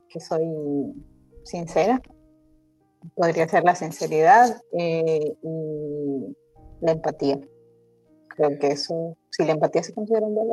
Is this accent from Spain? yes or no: no; Ecuador; soy de Ecuador, estoy en Ecuador, tengo 31 años. Estoy, estoy casada, tengo una niña de 5 años ya.